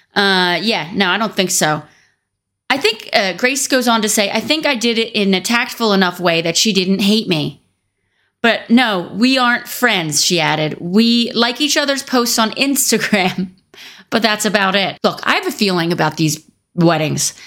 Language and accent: English; Philadelphia, Pennsylvania, United States; I'm from the Philadelphia region